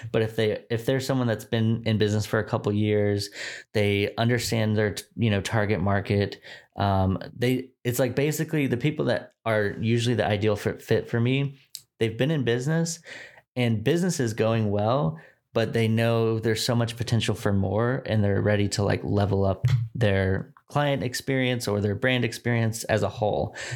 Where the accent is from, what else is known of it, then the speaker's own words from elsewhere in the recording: Dallas, Texas, United States; moved away as an adult; also born or lived in Richmond, Virginia; I was born in Dallas, Texas. Um, I've, I grew up here in the suburbs of Dallas, so, like, far north Dallas